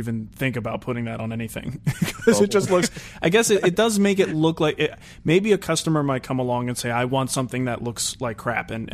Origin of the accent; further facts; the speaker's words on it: New Jersey, United States; I'm from New Jersey